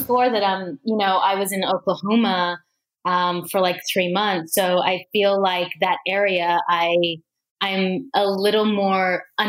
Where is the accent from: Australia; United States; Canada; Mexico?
Australia; moved away; because I'm from Australia.